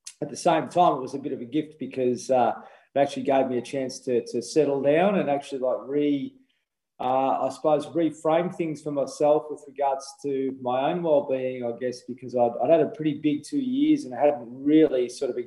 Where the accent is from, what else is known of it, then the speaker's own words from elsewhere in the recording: Horsham, Victoria, Australia; I was born in Horsham in country Victoria.